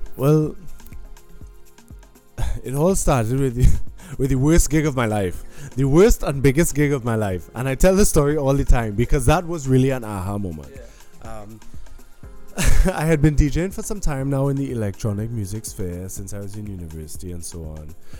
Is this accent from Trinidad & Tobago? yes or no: yes; Trinidad & Tobago; moved away as an adult; now in Berlin, Germany; growing up in Trinidad um, and going to yeah living in Trinidad my whole life